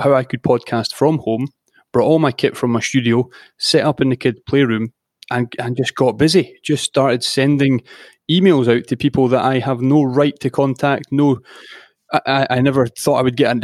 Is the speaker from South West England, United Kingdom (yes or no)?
no; Edinburgh, Scotland, United Kingdom; I was born in Edinburgh in the city centre, and I mean, I was always outdoors, a lot of rugby in my youth